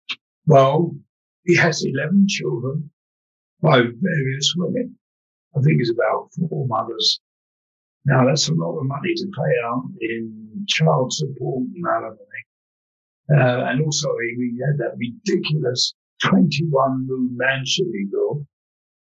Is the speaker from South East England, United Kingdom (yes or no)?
no; London, United Kingdom; I grew up in London's East End